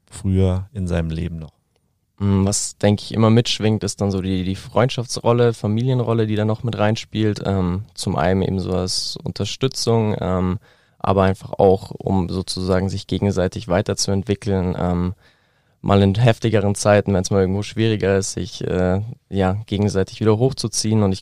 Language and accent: German; Neuried, Bavaria, Germany; das Café Ford zum Beispiel, ähm, auch aus meiner, meinem Heimatdorf Neuried eben, ist mittlerweile aber auch an mehreren Standorten.